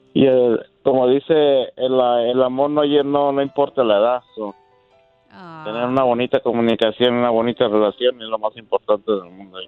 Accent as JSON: {"language": "Spanish", "region": "Veracruz", "country": "Mexico", "said": "Yo soy de Veracruz"}